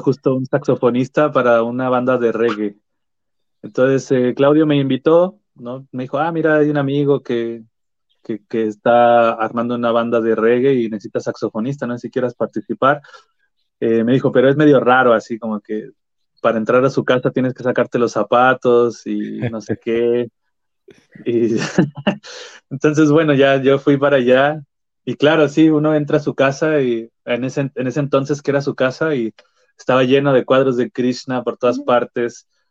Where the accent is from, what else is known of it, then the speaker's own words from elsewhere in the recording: Aguascalientes, Mexico; now in Santiago, Chile; yo soy de Aguascalientes, ¿no? casi el centro del país de México